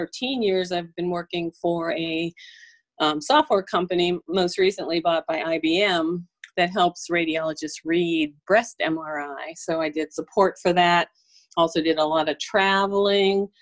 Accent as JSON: {"language": "English", "town": "Pittsburgh", "region": "Pennsylvania", "country": "United States", "tie": "born or raised there", "also_born_or_lived": "Brandon, Florida", "moved": "as an adult", "lives_now": "Birmingham, United States", "said": "I grew up, and so did my husband, we grew up in Pittsburgh"}